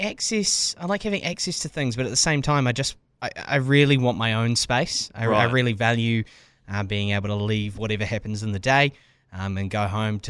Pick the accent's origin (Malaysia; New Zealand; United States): New Zealand; Lower Hutt, Wellington; moved away as an adult; also born or lived in Christchurch / Palmerston North; I grew up in Lower Hutt, but I often say Wellington because it sounds a lot cooler.